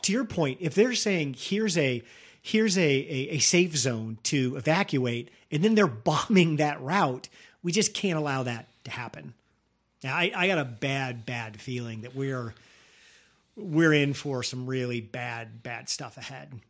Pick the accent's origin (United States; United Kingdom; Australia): United States; as an American